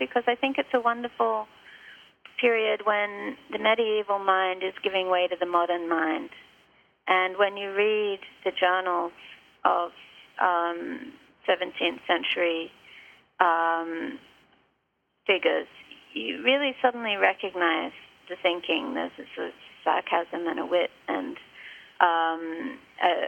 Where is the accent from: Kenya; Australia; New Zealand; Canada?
Australia; now in Martha's Vineyard, United States; when I was growing up in Australia in the 1960s